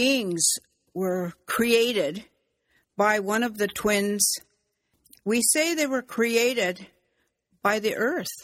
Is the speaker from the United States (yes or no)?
no; Six Nations, Ontario, Canada; I'm from the Mohawk Nation, from the Turtle Clan